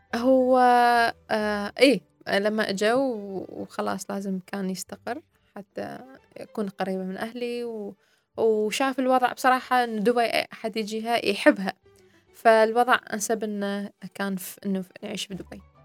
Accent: Iraq; now in United Arab Emirates; أني أنا عراقية

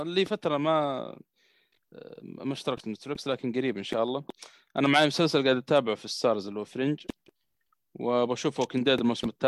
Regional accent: Saudi Arabia

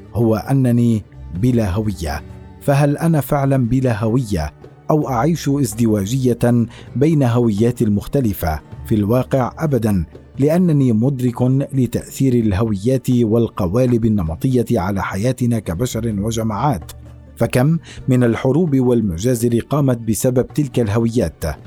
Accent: Syria; accent: Syrian; moved away; أنني لبناني ولدت في سوريا لتبرير لهجتي السورية

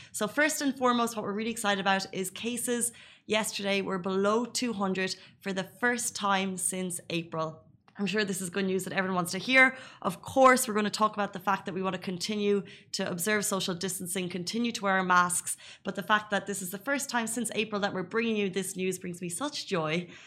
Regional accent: Ireland; now in Dubai, United Arab Emirates; an Irish person

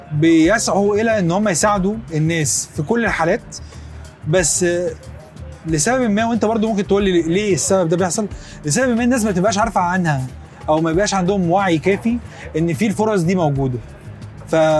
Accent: Egypt; احنا كمصريين

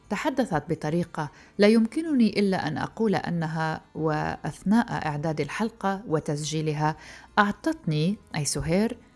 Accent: Deir ez-Zor, Deir ez-Zor Governorate, Syria; now in al-Hol camp, Syria; أنا من دير الزور

